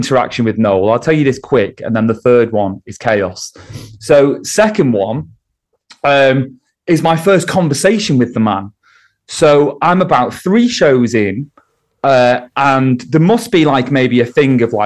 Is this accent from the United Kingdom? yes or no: yes; St Helens, North West England, United Kingdom; now in Warrington, United Kingdom; I'm from St. Helens. You know, I'm a northerner